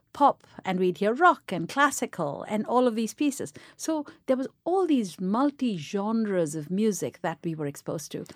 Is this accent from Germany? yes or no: no; Chennai, Tamil Nadu, India; moved away; in India, where we grew up in Chennai, there were just two radio stations